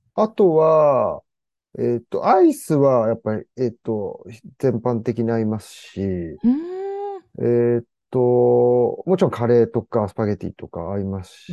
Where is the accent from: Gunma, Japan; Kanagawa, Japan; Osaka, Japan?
Gunma, Japan; Kawaba; 地元に帰って